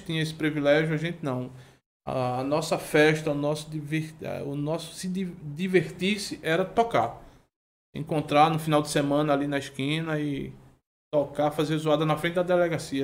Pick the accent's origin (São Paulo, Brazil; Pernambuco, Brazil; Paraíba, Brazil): Pernambuco, Brazil; Olinda; E eu sou de Peixinhos, nasci lá